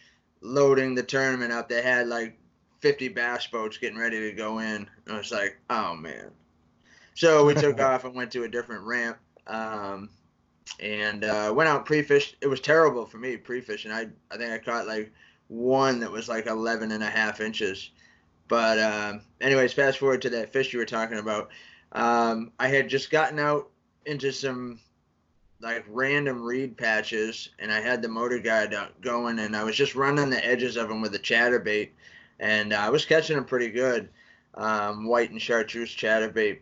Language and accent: English; New England, United States; I'm from New England. I wear shorts when it's like 60 because that's like summer here